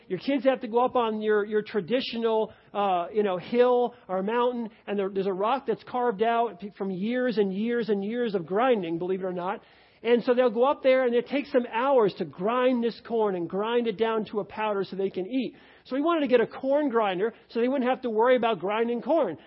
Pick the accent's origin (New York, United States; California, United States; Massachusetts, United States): New York, United States; now in Cincinnati, United States; I grew up in New York.